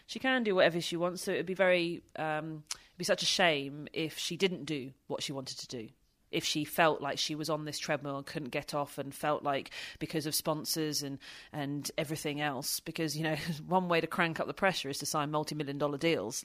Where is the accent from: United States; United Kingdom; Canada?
United Kingdom